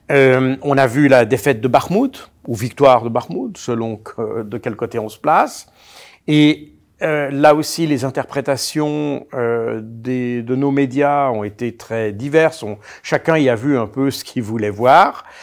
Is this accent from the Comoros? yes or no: no; Switzerland; on rappelle que je suis suisse.